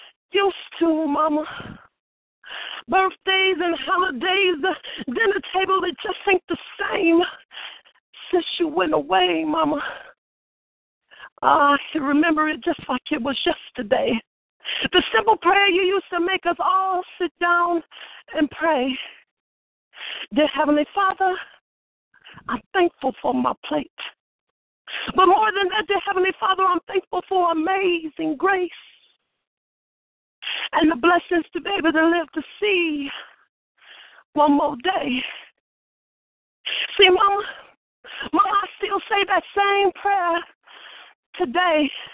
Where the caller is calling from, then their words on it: Michigan City, Indiana, United States; I'm calling you from Michigan City. Actually, I'm at work right now